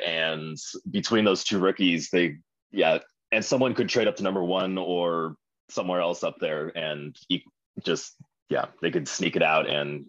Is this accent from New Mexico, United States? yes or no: no; California, United States; I'm from California.